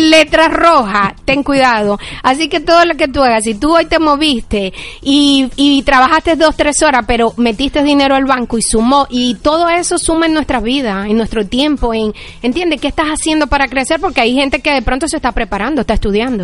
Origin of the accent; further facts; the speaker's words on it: Venezuela; moved away as an adult; now in Miami, United States; somos venezolanos